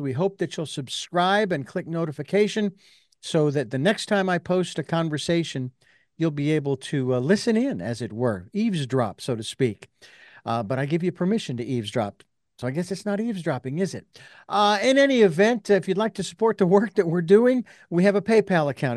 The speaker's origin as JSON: {"language": "English", "town": "Phoenix", "region": "Arizona", "country": "United States", "tie": "born or raised there", "said": "when I was born and raised in Phoenix"}